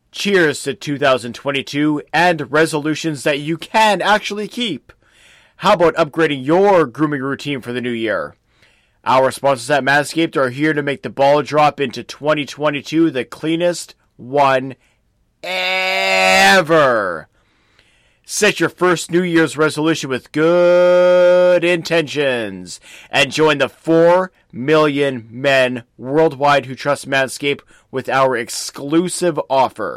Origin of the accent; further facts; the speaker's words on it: Winnipeg, Manitoba, Canada; my hometown, Winnipeg, Manitoba, Canada